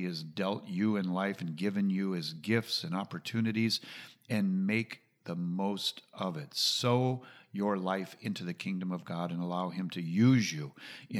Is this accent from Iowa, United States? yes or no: yes; Ames, Iowa, United States; moved away; I was raised in Iowa on the university, Iowa